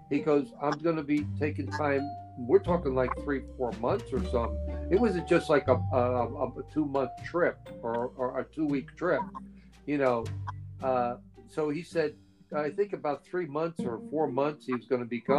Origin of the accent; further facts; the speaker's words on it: India; Indian from India, but because I, I have had a lifetime in India, and they saw it. They they could see I'm from India.